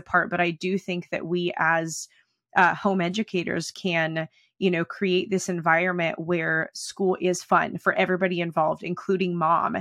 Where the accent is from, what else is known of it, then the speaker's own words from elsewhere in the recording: United States; also born or lived in Oklahoma / Texas; I grew up in Oklahoma and Texas